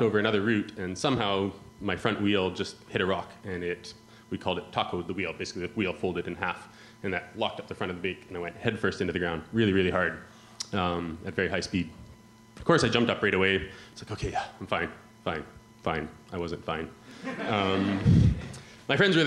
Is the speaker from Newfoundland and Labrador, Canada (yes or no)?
no; Yukon, Canada; moved away as an adult; now in Bristol, United Kingdom; You can probably tell from my accent that I'm not from around here. I come from northern Canada, close to Alaska, a place called the Yukon.